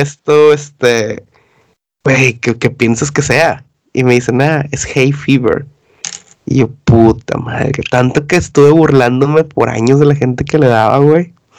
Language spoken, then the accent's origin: Spanish; Mexico; now in United Kingdom; los mexicanos somos malinchistas